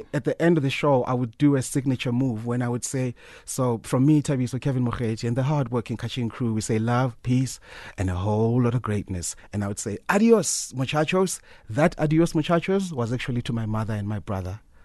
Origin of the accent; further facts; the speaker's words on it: Soweto, Gauteng, South Africa; I'm from Soweto, Korokville